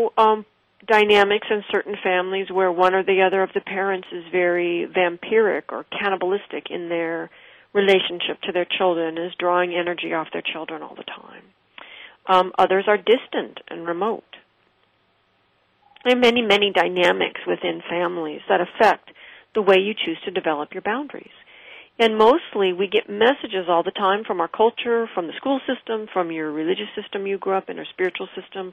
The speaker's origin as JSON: {"language": "English", "region": "West Coast", "country": "United States", "tie": "born or raised there", "said": "I did not grow up in New York. I grew up on the West Coast."}